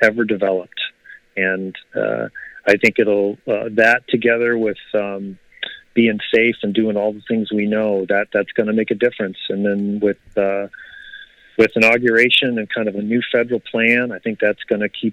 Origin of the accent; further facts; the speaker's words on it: Ohio, United States; Growing up in Ohio